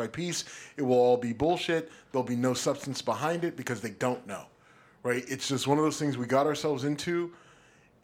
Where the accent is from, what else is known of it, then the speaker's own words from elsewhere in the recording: Youngstown, Ohio, United States; moved away; I was home in my hometown of Youngstown